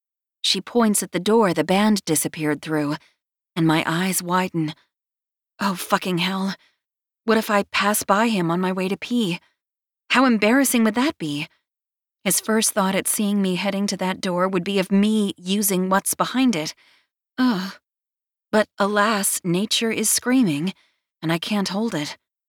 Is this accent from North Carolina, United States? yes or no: yes; North Carolina, United States; it puts every other coleslaw my home state of North Carolina has to shame